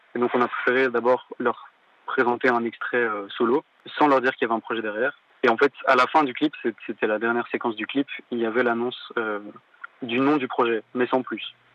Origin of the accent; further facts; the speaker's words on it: Walloon Brabant, Wallonia, Belgium; je viens de la Wallonie, du Brabant Wallon, plus précisément